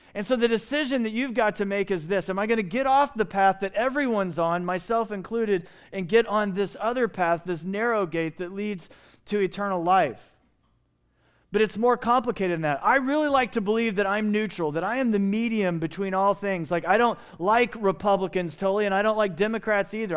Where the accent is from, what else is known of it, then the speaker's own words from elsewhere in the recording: Evansville, Indiana, United States; now in Phoenix, United States; I was raised in Evansville, Indiana, on the Ohio River